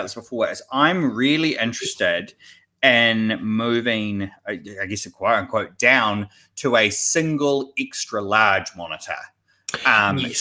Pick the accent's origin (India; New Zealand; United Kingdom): New Zealand; I am a developer from New Zealand